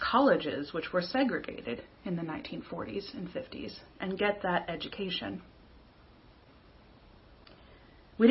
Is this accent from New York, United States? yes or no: no; King of Prussia, Pennsylvania, United States; that town, my town, growing up in King of Prussia